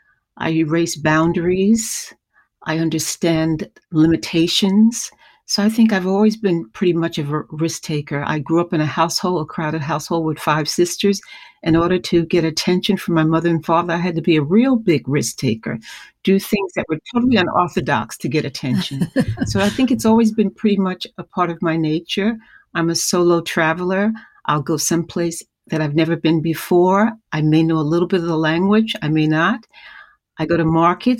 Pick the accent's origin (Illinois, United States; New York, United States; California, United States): New York, United States; New York City; I'm a native New Yorker. I live in the house I grew up in St. Albans, Queens